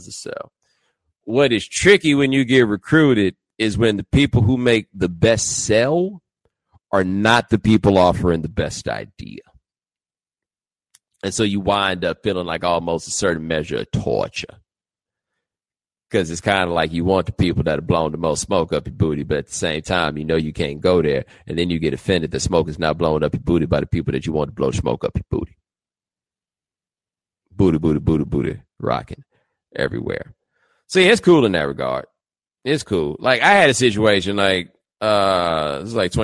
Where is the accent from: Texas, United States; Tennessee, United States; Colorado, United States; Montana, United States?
Texas, United States; also born or lived in Nigeria; I'm from Texas